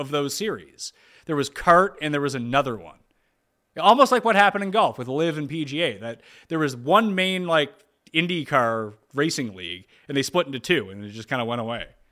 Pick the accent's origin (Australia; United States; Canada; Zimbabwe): Canada; growing up in Canada